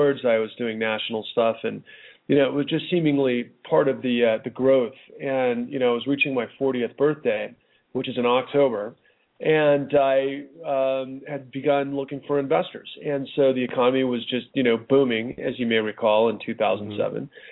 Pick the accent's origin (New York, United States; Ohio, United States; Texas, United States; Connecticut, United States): Texas, United States; Houston; kid growing up in Houston, Texas